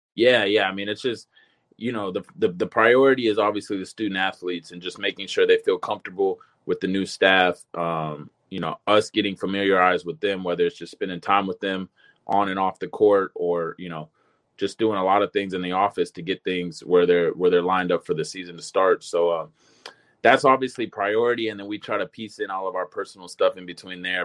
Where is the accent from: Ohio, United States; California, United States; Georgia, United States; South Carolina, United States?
California, United States; Long Beach; moved away as an adult; also born or lived in Lakewood, California; I grew up in Long Beach, you know, I went to Long Beach probably high school